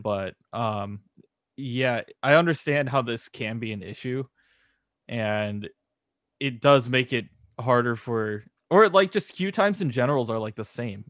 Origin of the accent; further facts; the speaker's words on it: California, United States; we're, we're from California